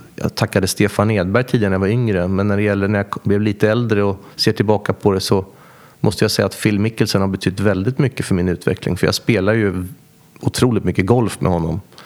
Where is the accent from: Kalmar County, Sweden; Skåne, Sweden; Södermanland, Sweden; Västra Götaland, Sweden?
Kalmar County, Sweden; Västervik; växte upp, gick eh, grundskolan i Västervik eh, och gick även gymnasiet.